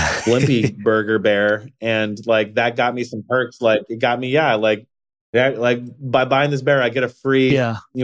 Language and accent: English; Ann Arbor, Michigan, United States; I'm from Ann Arbor, Michigan